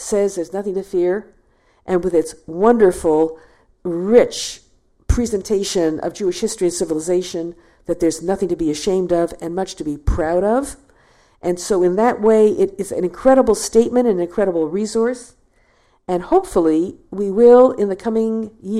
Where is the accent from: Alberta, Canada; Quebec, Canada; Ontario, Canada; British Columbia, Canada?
Ontario, Canada; Toronto; Toronto, my hometown